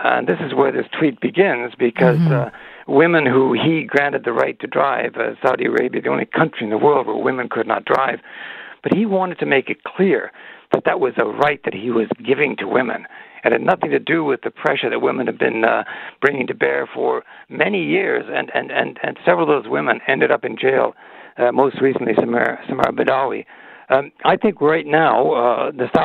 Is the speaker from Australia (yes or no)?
no; Canada; as a Canadian